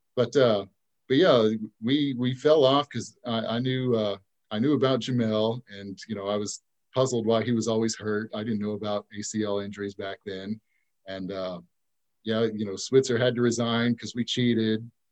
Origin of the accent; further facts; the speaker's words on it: Tulsa, Oklahoma, United States; also born or lived in Ada, Oklahoma; I grew up in, I was born in Ada, but I grew up in Tulsa